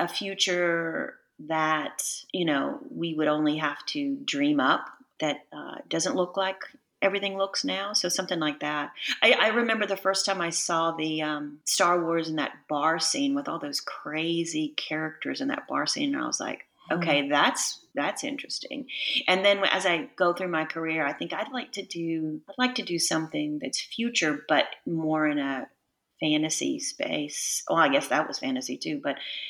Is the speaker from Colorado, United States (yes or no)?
no; Texas, United States; moved away; I'm from Texas